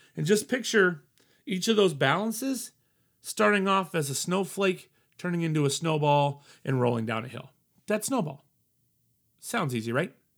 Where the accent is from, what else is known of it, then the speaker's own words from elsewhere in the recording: Colorado, United States; moved away; I'm from Colorado, family in Denver. So I wanted to go back home.